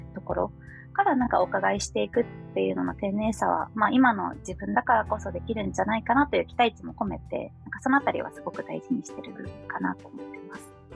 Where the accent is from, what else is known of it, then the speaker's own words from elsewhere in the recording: Chiba, Japan; moved away as an adult; also born or lived in Akita / United States; now in Tokyo, Japan; 出身は千葉県でして